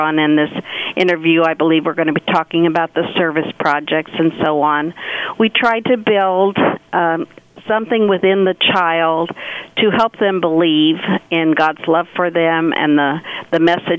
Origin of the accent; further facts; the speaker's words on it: Victoria, Kansas, United States; moved away as an adult; also born or lived in Dodge City, Kansas; now in Salina, United States; I grew up in Victoria